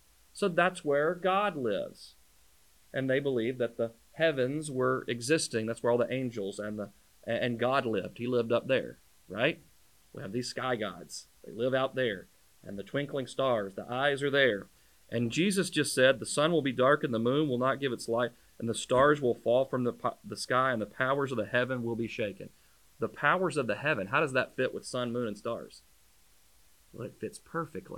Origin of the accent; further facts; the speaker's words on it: United States; We as a American culture